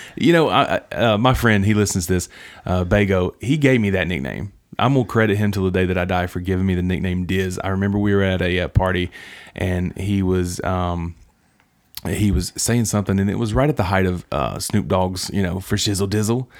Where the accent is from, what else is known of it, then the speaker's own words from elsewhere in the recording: West Virginia, United States; moved away; my hometown